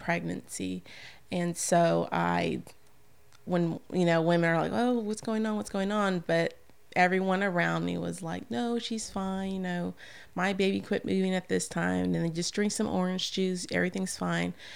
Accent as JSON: {"language": "English", "town": "San Antonio", "region": "Texas", "country": "United States", "moved": "as an adult", "lives_now": "Bossier City, United States", "said": "I'm from San Antonio"}